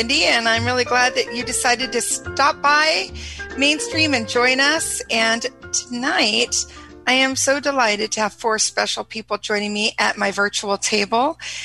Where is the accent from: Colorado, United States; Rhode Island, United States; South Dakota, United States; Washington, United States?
Washington, United States; also born or lived in California; now in Minnesota, United States; spent the majority of my life in Washington, and now I'm in Minnesota.